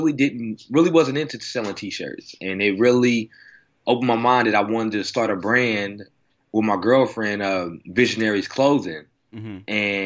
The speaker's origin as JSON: {"language": "English", "town": "Oklahoma City", "region": "Oklahoma", "country": "United States", "tie": "born or raised there", "moved": "as an adult", "lives_now": "Los Angeles, United States", "said": "I'm from Oklahoma, so, you know, it's a conservative state here."}